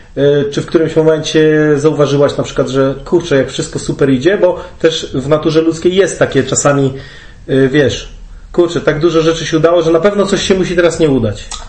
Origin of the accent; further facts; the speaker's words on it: Olsztyn, Warmian-Masurian Voivodeship, Poland; oboje pochodzimy z Olsztyna